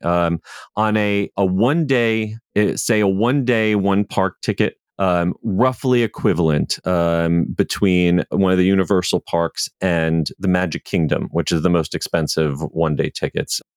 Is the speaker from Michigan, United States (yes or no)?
no; New Jersey, United States; moved away as an adult; also born or lived in Virginia; now in Orlando, United States; I grew up in New Jersey